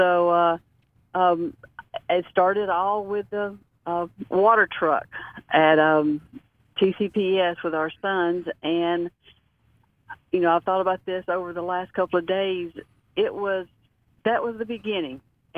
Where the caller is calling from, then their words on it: Mississippi, United States; today I'm calling in from Mississippi, I spent 30 years in the corporate world working at North Mississippi Medical Clinics.